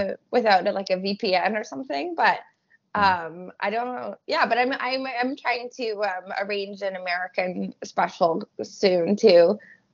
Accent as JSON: {"language": "English", "country": "Canada", "said": "especially as a Canadian."}